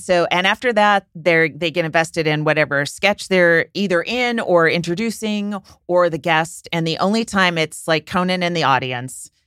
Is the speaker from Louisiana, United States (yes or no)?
no; San Francisco, California, United States; I'm from San Francisco